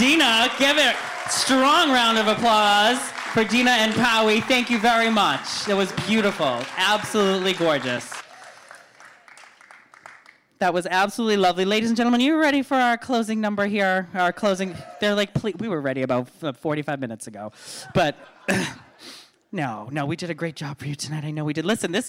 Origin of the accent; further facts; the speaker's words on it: Boston, Massachusetts, United States; I'm from Boston.